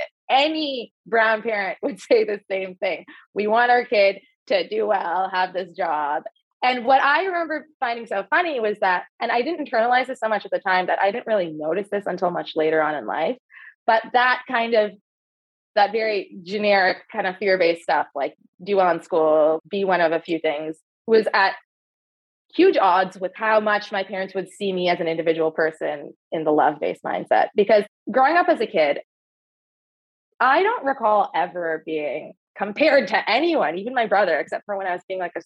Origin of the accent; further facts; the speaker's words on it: near Toronto, Ontario, Canada; also born or lived in Dubai; I grew up in Ontario, so near Toronto in Canada, in a suburb